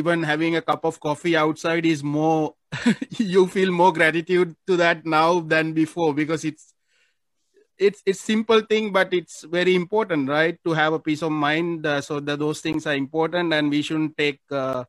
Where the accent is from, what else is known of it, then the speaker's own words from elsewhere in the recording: Sri Lanka; now in Philippines; I don't feel like I'm a Sri Lankan here anymore. I feel like I'm actually a Filipino